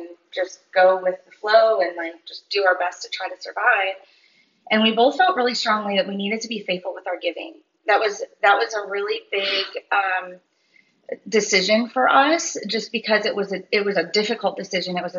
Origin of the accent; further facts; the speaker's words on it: Michigan, United States; now in Florida, United States; We were from Michigan.